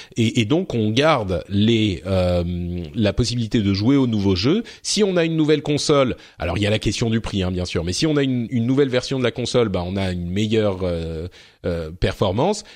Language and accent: French; France; chez nous, en France